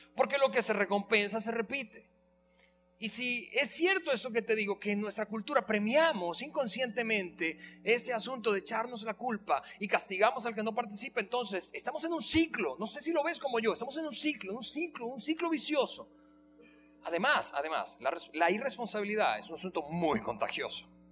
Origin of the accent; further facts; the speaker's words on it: Venezuela; moved away as an adult; now in Mexico; yo tengo siete aquí, así que yo soy más mexicano que venezolano